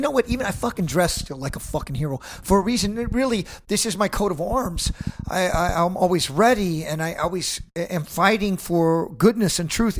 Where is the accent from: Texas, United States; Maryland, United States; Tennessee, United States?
Texas, United States; Robstown; So as a American kid from the border, I was living down in Corpus Christi in a little town called Robstown, and my father's a Vietnam veteran